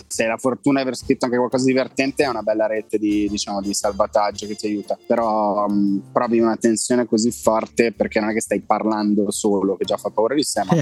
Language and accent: Italian; Italy; penso di essere l'unico italiano che ha un abbonamento che finisce i dati